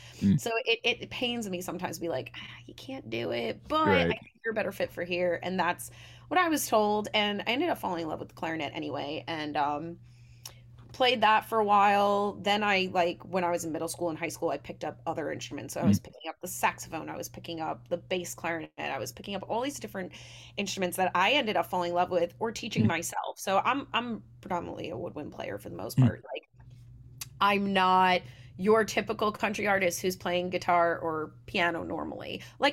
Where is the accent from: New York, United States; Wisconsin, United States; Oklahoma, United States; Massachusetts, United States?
New York, United States; Long Island; Long Island is its own breed. Like, if you're not from there, some people are just like, oh, I don't get it.